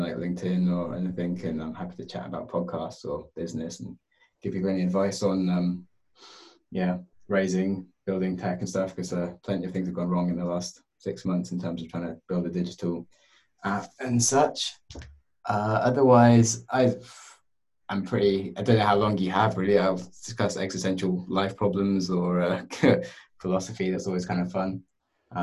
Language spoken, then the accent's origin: English; United Kingdom; I'm happy being British